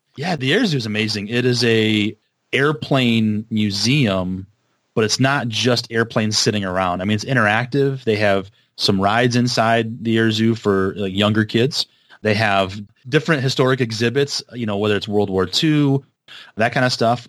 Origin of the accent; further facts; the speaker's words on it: Vicksburg, Michigan, United States; where I'm from, my hometown of Vicksburg.